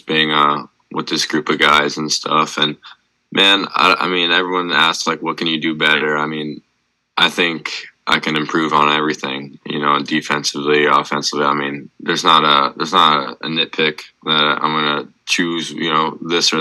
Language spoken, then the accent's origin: English; Florida, United States; growing up in Florida